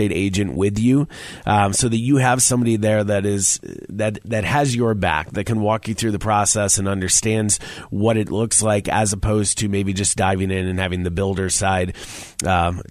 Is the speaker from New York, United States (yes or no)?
yes; Syracuse, New York, United States; moved away; I'm from Syracuse, New York